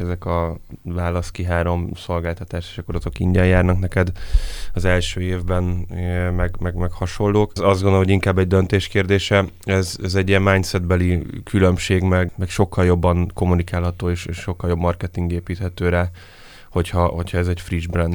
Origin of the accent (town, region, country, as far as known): Hungary